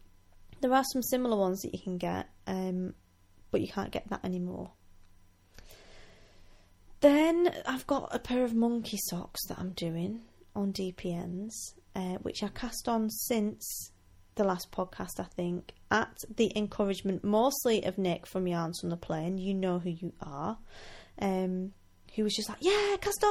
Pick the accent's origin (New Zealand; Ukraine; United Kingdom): United Kingdom; Wigan, North West England; now in Scotland; I'm from Wigan